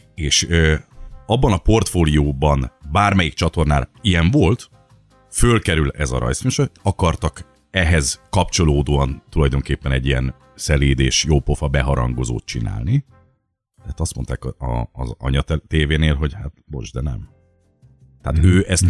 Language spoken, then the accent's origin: Hungarian; Miskolc, Borsod-Abaúj-Zemplén, Hungary; Miskolci vagyok alapból